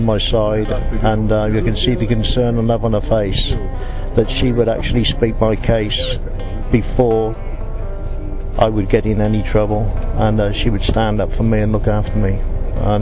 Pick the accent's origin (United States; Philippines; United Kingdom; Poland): United Kingdom; England; I'm from England